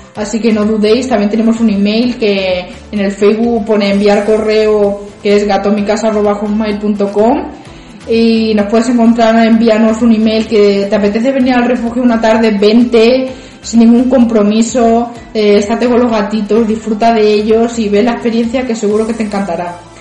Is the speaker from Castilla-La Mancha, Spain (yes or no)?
yes; Ciudad Real, Castilla-La Mancha, Spain; vivo aquí en Ciudad Real, nacida en Ciudad Real también